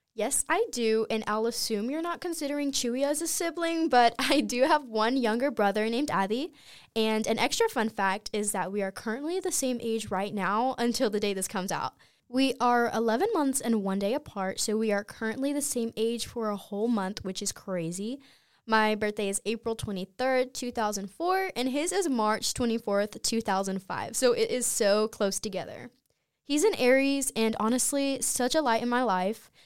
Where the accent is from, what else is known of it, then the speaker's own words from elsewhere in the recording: Clinton, North Carolina, United States; moved away; my hometown, Clinton, North Carolina